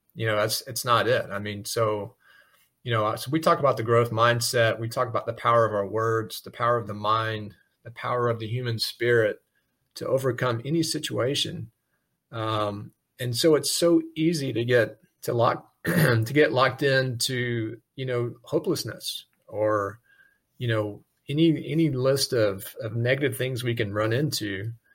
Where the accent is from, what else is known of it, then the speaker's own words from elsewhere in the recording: South Alabama, United States; moved away; growing up in South Alabama